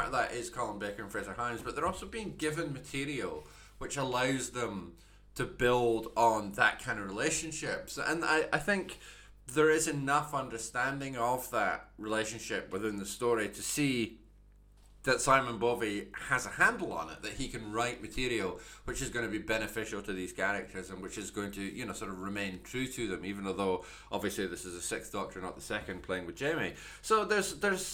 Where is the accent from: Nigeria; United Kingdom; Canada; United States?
United Kingdom; Scotland; I'm Scottish. I'm sitting here recording this in Edinburgh.